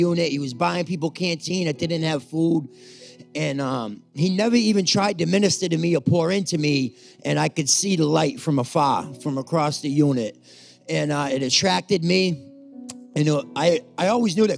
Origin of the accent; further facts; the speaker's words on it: Cape Cod, Massachusetts, United States; also born or lived in Brockton; I'm from Cape Cod